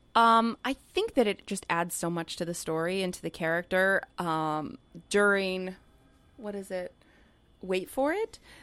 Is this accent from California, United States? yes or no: yes; California, United States; growing up in California